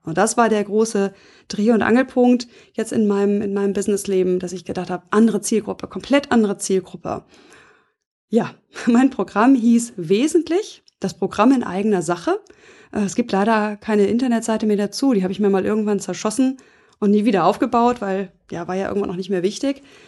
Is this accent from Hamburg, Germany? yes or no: yes; Hamburg, Germany; accent: Nordlicht; also born or lived in Flensburg; ich bin Nordlicht, also ich bin in Hamburg geboren